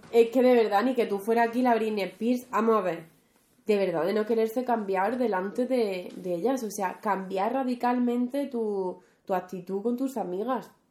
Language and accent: Spanish; Rociana del Condado, Andalusia, Spain; moved away; Mi pueblo, ya que hablemos de Andalucía, Rociana